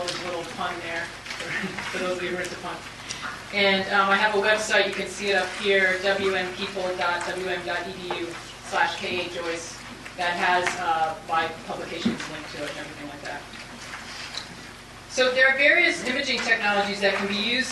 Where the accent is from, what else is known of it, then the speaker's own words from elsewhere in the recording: United States; I'm from the United States normally